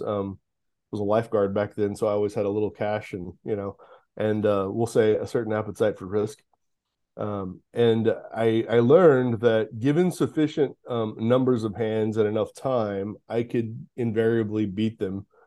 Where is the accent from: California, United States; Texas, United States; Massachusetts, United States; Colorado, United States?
Texas, United States; Houston; I grew up in the Houston area